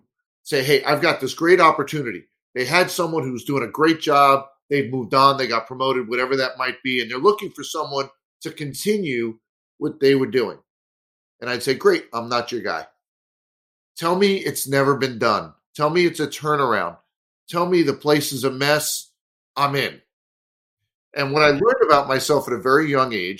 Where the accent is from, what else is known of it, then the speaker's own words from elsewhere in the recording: New York City, New York, United States; moved away as an adult; also born or lived in Staten Island, New York / Marlboro, New Jersey / Syracuse, New York / Washington D.C. metro area; now in Minneapolis area, United States; I was born in Brooklyn, New York, lived in Staten Island for a while, and spent my teen years in Marlborough, New Jersey, central New Jersey